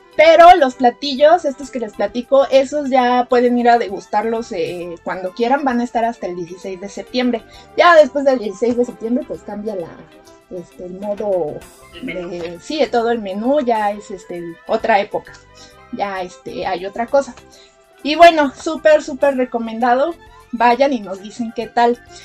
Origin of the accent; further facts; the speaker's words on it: Mexico City, Mexico; como buenos chilangos que veníamos de allá